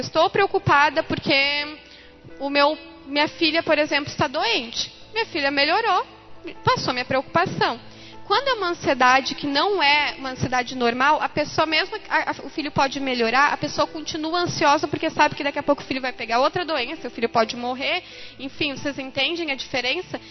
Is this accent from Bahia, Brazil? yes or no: no; Lajeado, Rio Grande do Sul, Brazil; eu sou de Lajado